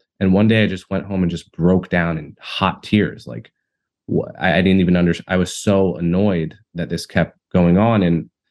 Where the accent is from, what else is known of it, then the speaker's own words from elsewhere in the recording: Montclair, New Jersey, United States; I remember growing up in Montclair in what I believe is close to the end goal that Martin Luther King envisioned